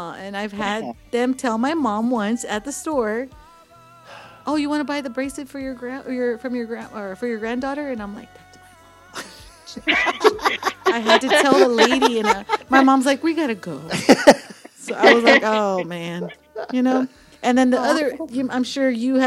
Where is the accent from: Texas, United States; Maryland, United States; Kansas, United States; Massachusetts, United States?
Texas, United States; Texas border, United States; now in San Antonio, United States; I was born literally a mile from the border. You could see the Mexican flag from the window of the room